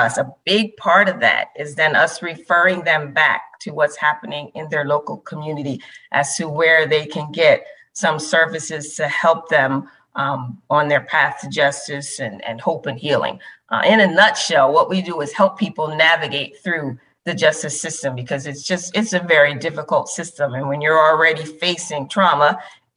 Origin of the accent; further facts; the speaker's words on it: Philadelphia, Pennsylvania, United States; I was born in Philadelphia.